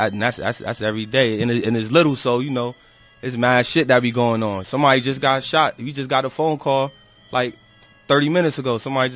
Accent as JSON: {"language": "English", "town": "Hartford", "region": "Connecticut", "country": "United States", "said": "So you know, I'm from the Avenue, from Hartford though, from Hartford CT, but the Avenue, the North End."}